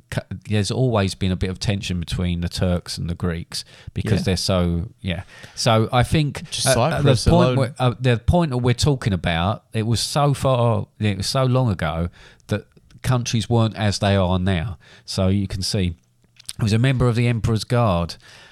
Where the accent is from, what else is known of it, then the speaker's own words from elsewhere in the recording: London, United Kingdom; I'm a Londoner.